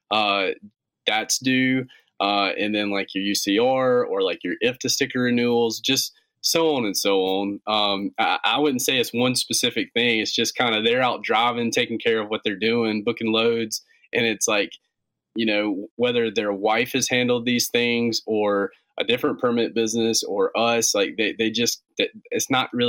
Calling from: Gastonia, North Carolina, United States; Right in North Carolina. We're just uh, we're in a little town called Gastonia, North Carolina. It's just uh, about 25 minutes west of Charlotte.

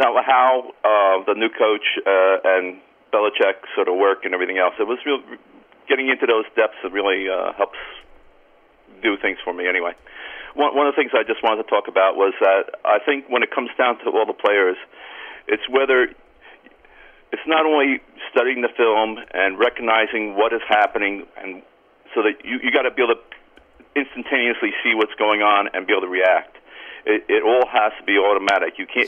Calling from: Cranford, New Jersey, United States; Cranford, New Jersey.

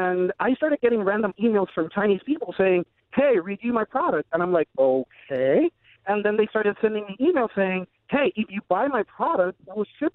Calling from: Puerto Rico; I'm calling from Puerto Rico

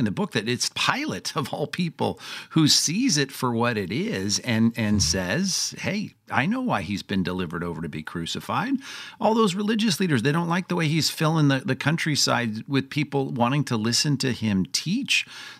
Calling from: California, United States; I'm doing okay from Southern California, and the sun is out.

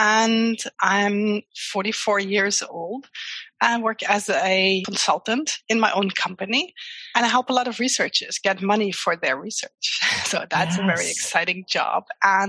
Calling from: Simpelveld, Limburg, Netherlands; English is a second language; Well, a very small place in the Netherlands called Simpelveld.

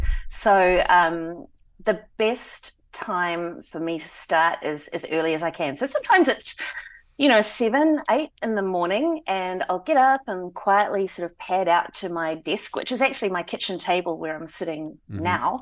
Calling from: Hastings, Hawke's Bay, New Zealand; I'm coming from Hastings City in Hawke's Bay, New Zealand.

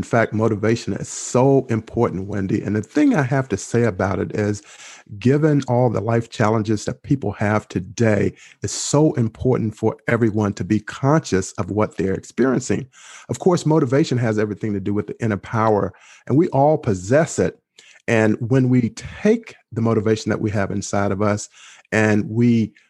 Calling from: Maryland, United States; I am speaking from the lovely area and state of Maryland, which is only about 5 miles from Washington, D.C.

